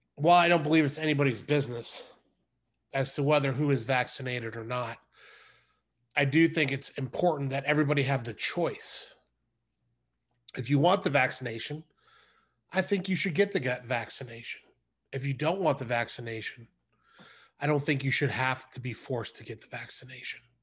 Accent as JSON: {"language": "English", "country": "United States", "said": "as an American"}